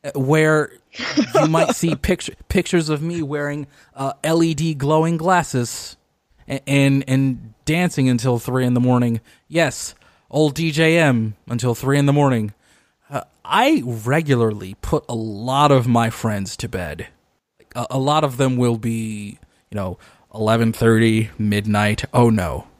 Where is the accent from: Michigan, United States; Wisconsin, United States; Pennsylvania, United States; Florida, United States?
Michigan, United States; Detroit; my hometown of Detroit, Michigan